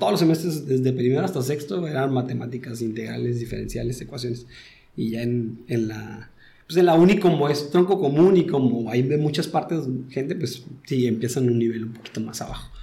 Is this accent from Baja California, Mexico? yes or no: yes; Tijuana, Baja California, Mexico; also born or lived in Sinaloa / Puebla / Guadalajara; yo nací en Abulato. ¿En en Abulato, ahí en Sinaloa. Y, pero desde chiquito me vine por acá para Tijuana